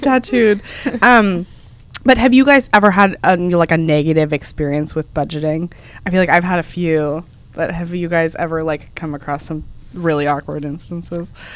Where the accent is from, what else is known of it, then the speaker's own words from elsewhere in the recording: Dallas, Texas, United States; moved away as an adult; now in New York, United States; Dallas, which is where we're from